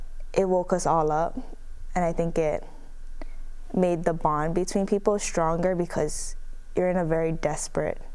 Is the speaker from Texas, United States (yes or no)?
no; Honolulu, Hawaii, United States; moved away as an adult; now in Oregon, United States; born and raised in Hawaii